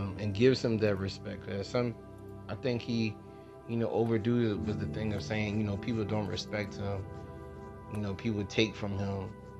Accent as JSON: {"language": "English", "town": "Philadelphia", "region": "Pennsylvania", "country": "United States", "said": "I'm from Philly"}